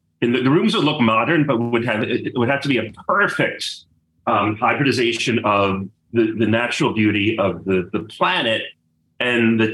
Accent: New York, United States; I'm from New York

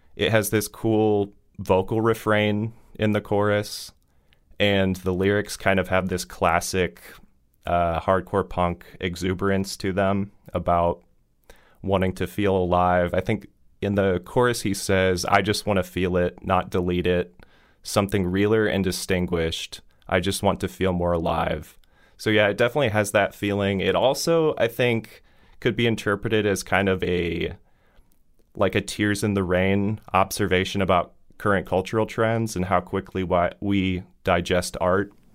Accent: Fort Wayne, Indiana, United States; a DIY basement venue in my hometown

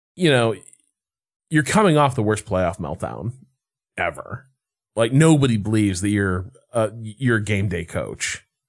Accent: Chicago, Illinois, United States; moved away; also born or lived in Boston; I'm from Chicago

